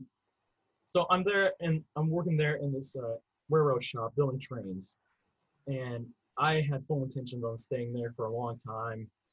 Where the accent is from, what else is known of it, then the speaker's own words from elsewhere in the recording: St. Joseph, Missouri, United States; also born or lived in Philippines; I'm from Missouri originally. Grew up around St. Joseph, which is now north of Kansas City